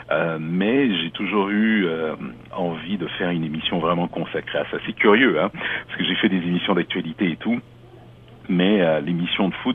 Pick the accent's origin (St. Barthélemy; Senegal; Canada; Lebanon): Canada; also born or lived in France / Africa; now in Toronto, Canada; moi je suis né en France, j'ai grandi en Afrique, au Québec, dans l'Ouest canadien.